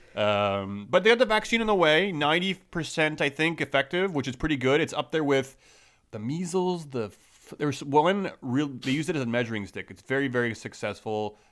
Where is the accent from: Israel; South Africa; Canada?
Canada; I'm Canadian.